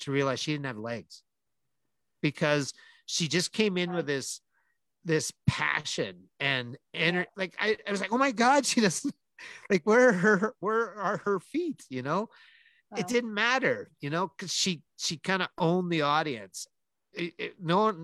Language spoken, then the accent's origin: English; Calgary, Alberta, Canada; my hometown